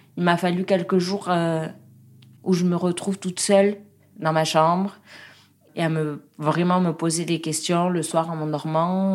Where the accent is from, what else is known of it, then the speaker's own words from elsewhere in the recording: Pau, Nouvelle-Aquitaine, France; J'ai grandi à Pau avec mon papa, ma maman